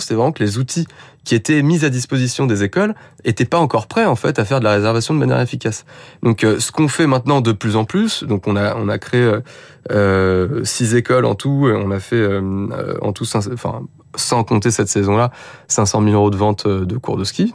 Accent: Paris, Île-de-France, France; je suis parisien

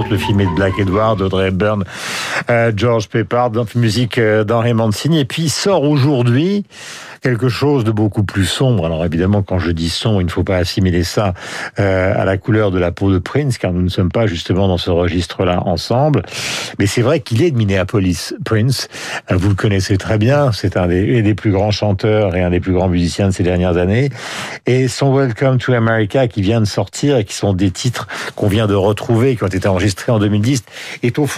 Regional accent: France; nous sommes français, nous appartenons évidemment à cette francophonie que nous aimons.

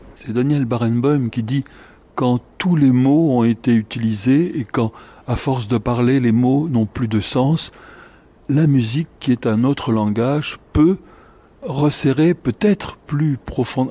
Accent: France; en tant que Français, un peu chez moi

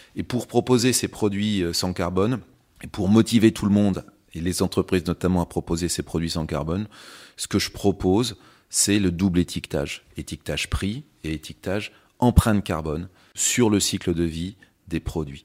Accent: Châtellerault, Nouvelle-Aquitaine, France; moved away as an adult; also born or lived in London; je venais surtout de, de Châtellerault, qui est, qui est la ville, euh, voilà, où j'ai, où j'ai grandi

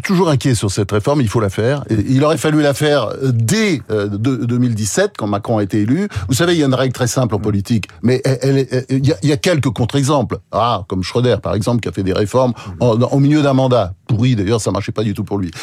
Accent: France; on est français

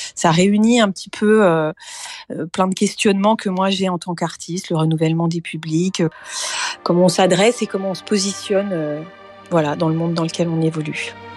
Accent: Brittany, France; c'était la Bretagne et que c'est aussi ma ma terre natale

